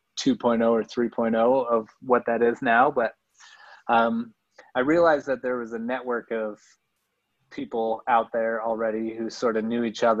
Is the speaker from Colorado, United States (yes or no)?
yes; Crested Butte, Colorado, United States; I grew up in Crested Butte. So I'm a Colorado native, and I grew up in the mountains